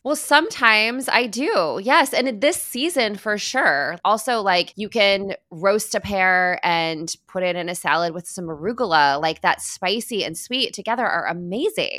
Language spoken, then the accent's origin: English; Midwest, United States; moved away; As a Midwesterner at birth, and, you know, half of my heart, is Midwestern